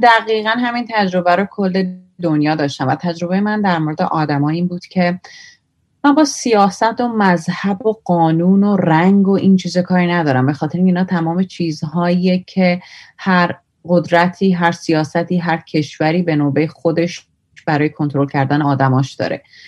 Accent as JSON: {"language": "Persian", "country": "Iran", "also_born_or_lived": "India", "moved": "yes", "said": "ایرانی هستم"}